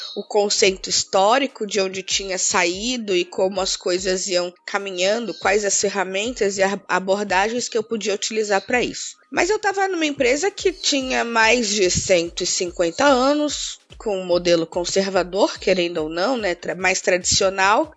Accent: Santos, São Paulo, Brazil; moved away as an adult; also born or lived in Chapada Diamantina, Bahia; now in São Paulo, Brazil; Eu nasci na né, Chapada Diamantina, na Bahia, num lugarzinho muito, muito, muito, muito pequenininho, mas eu, eu vim pro estado de São Paulo muito cedo por conta da separação dos meus pais. Morei a vida toda em Santos

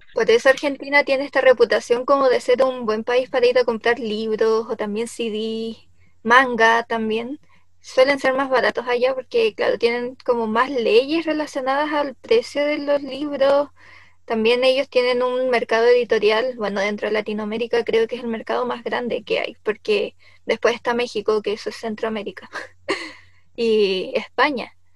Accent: Chile; nacimos en Chile

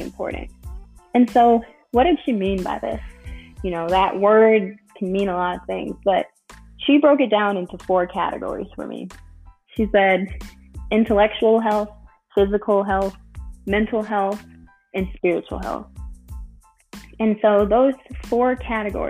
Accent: Chicago, Illinois, United States; I'm from Chicago originally

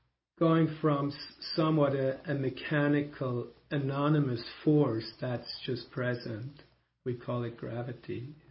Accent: Switzerland; first language German; English is a second language; Because in German, which is my mother tongue, Swiss, it is die Erde.

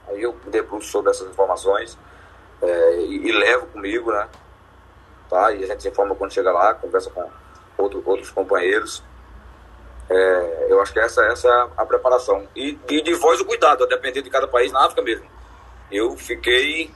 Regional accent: Limoeiro, Pernambuco, Brazil; accent: pernambucano; eu de limoeiro

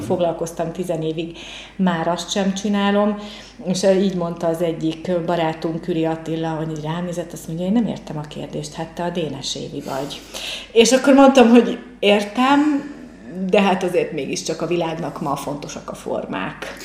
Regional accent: Pécs, Baranya, Hungary; born or raised there; also born or lived in Mohács

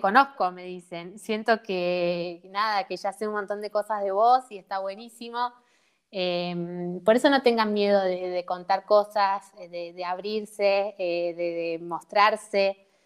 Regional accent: San Francisco, Córdoba, Argentina; nosotros somos de San Francisco

